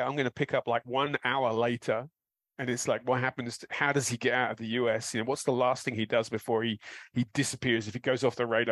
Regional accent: London, United Kingdom; born or raised there

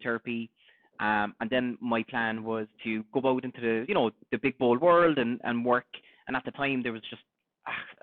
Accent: Cork, Munster, Ireland; accent: Cork; I'm born and bred in Cork. Done a good bit of traveling over the years

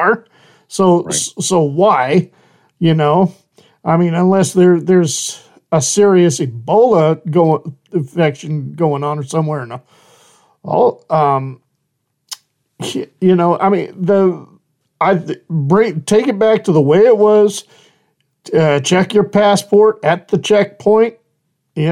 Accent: Idaho, United States; I am originally from Idaho

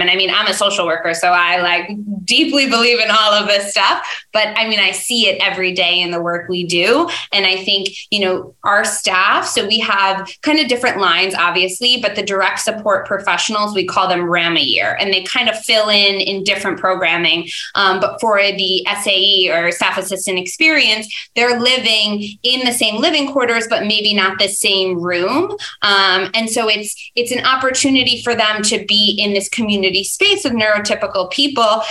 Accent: Dutchess County, New York, United States; also born or lived in Albany; I grew up in Dutchess County

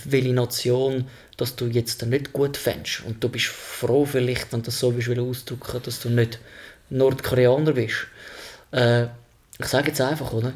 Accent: Switzerland; bin ich Schweizer

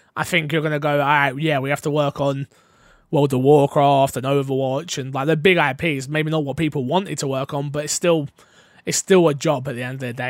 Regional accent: United Kingdom; I'm British

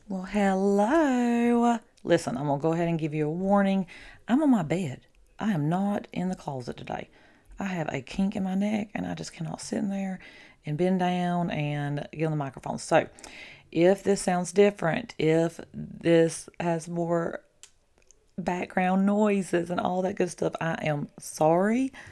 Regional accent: the South, United States; I'm from the South.

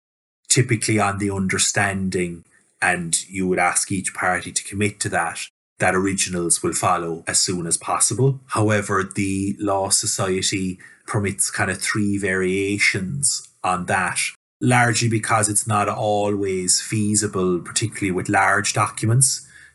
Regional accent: Ireland; as Irish lawyers, e-signature hasn't been front and centre in our practice

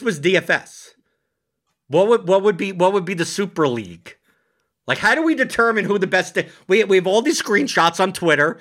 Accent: New York City, New York, United States; moved away; I come from New York City

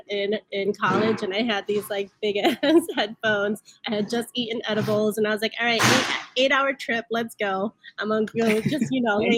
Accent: Chicago, Illinois, United States; coming from immigrant families, and then growing up in Chicago, in the streets of Chicago

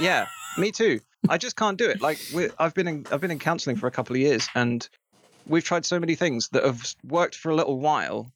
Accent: England, United Kingdom; we're English

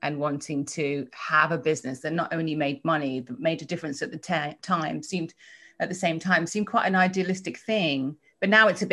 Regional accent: a little town just outside of London, South East England, United Kingdom; accent: English; moved away as an adult; now in United States; I was born in England, a little town just outside of London. Well, I was born in London and then we kind of moved out

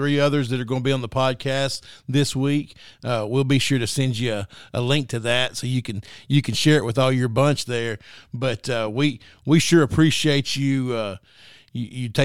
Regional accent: Mineral Springs, Arkansas, United States; I grew up in Mineral Springs, and we always called that L.A. for Lower Arkansas.

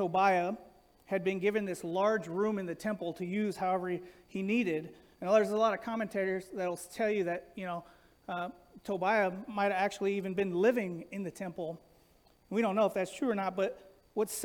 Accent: Los Angeles, California, United States; growing up in Los Angeles

